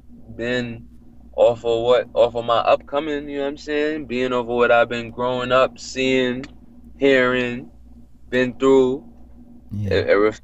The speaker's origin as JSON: {"language": "English", "town": "New York City", "region": "New York", "country": "United States", "tie": "born or raised there", "also_born_or_lived": "Jamaica", "said": "I'm born in the Bronx, okay. But I also used to live in Jamaica. My family is Jamaican."}